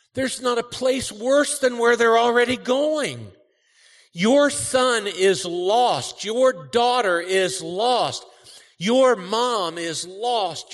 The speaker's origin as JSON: {"language": "English", "town": "Cincinnati", "region": "Ohio", "country": "United States", "tie": "born or raised there", "also_born_or_lived": "Kentucky", "moved": "yes", "said": "I grew up in Cincinnati. Our family's all from Kentucky"}